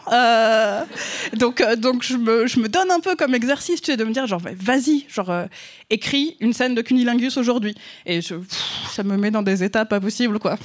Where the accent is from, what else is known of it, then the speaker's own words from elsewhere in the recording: France; accent: French; mon accent français